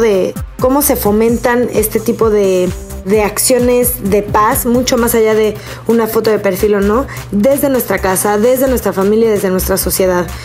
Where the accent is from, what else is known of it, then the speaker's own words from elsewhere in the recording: Mexico; Nosotros como ciudadanos mexicanos